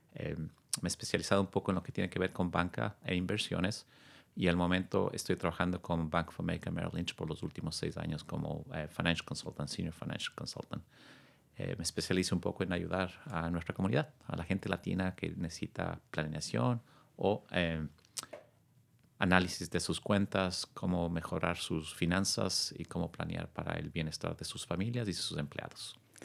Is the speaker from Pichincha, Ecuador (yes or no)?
yes; Quito, Pichincha, Ecuador; also born or lived in New York / California; now in Sausalito, United States; originario de eh, Quito, Ecuador, un país que quiero mucho. Vine a los Estados Unidos hace casi 22 años